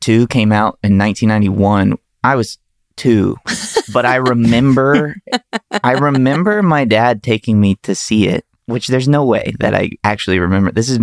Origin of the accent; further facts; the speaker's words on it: Birmingham, Alabama, United States; also born or lived in Gulf Shores, Alabama; now in Los Angeles, United States; I'm from Alabama. At the time, I was living in Birmingham, Alabama